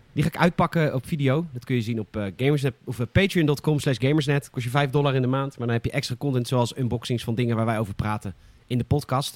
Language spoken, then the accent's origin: Dutch; Boskoop, South Holland, Netherlands; elke keer ging ik naar de, de videorent bij ons in Boskoop